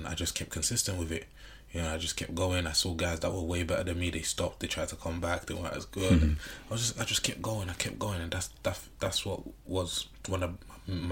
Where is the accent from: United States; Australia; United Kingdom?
United Kingdom; London; we was growing up in Brixton